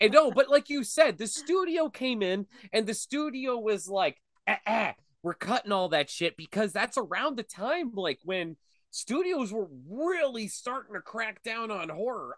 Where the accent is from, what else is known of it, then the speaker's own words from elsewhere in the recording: Erie, Pennsylvania, United States; I'm from Erie, Pennsylvania